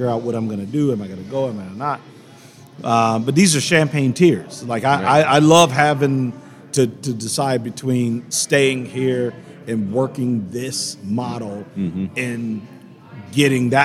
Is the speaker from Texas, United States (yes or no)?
no; Indiana, United States; I'm from Indiana